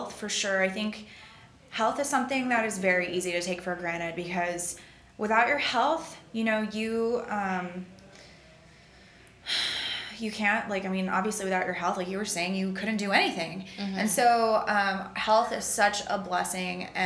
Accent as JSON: {"language": "English", "country": "United States", "tie": "born or raised there", "said": "being raised as an American"}